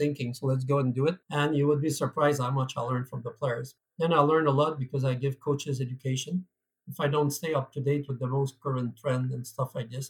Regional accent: Canada; accent: French Canadian; moved away as an adult; now in United Kingdom; for those who wonder what type of accent I am, I'm French Canadian. So I come from Canada

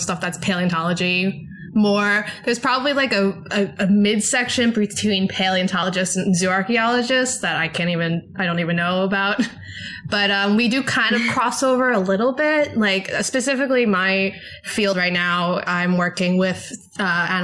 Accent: United States; accent: American; moved away as an adult; now in Bradford, United Kingdom; As you can tell by my accent, I'm American

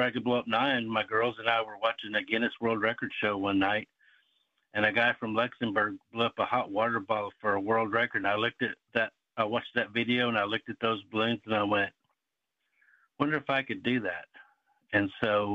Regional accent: Seminole, Oklahoma, United States; I grew up in Seminole, Oklahoma

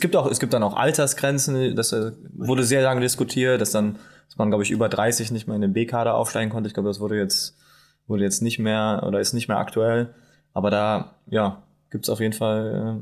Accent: Bonn, North Rhine-Westphalia, Germany; now in Saxony-Anhalt, Germany; ich bin ich bin Bonner

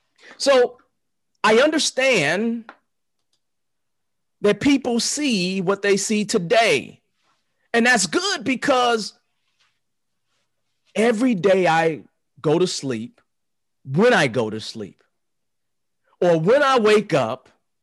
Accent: Chicago, Illinois, United States; I never put my back to the door. I don't do that because I'm from the South Side of Chicago.

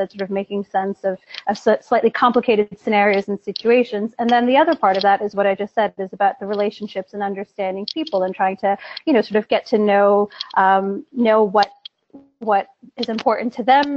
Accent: New York, United States; moved away as an adult; now in London, United Kingdom; I'm American, a born and bred New Yorker

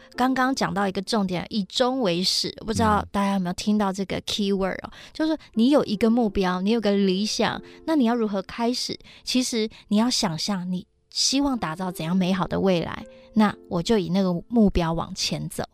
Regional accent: Taiwan; 我是来自台湾的客家人

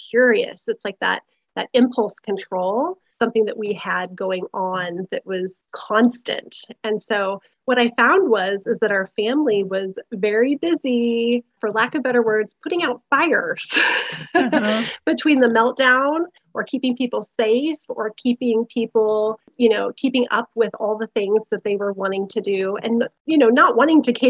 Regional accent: Iowa, United States; moved away as an adult; now in Oregon, United States; we are Midwesterners by root. I'm from Iowa.

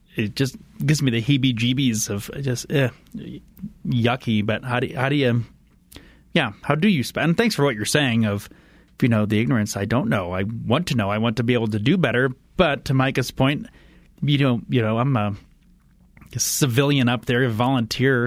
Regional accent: Indiana, United States; moved away; I grew up in Indiana

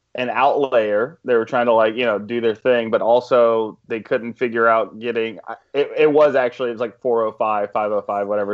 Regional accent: Georgia, United States; moved away; We're from Alabama and, uh, Georgia respectively

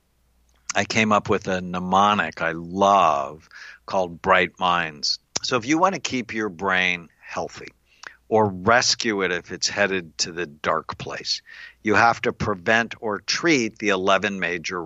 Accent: Los Angeles, California, United States; now in Newport Beach, United States; I grew up in LA in the San Fernando Valley.

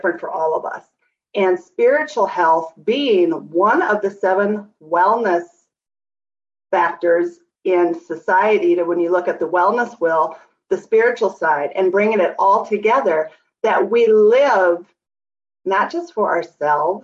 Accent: Minnesota, United States; moved away as an adult; now in Brookings, United States; I am a born and raised Minnesota girl, but lived in South Dakota now for 31 years

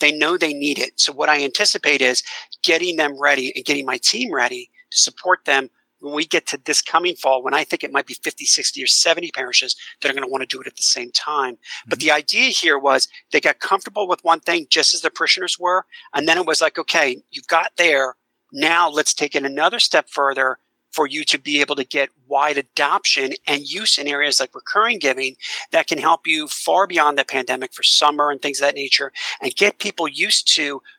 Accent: suburbs of Philadelphia, Pennsylvania, United States; now in Washington, D.C., United States; my hometown is in the suburbs of Philadelphia

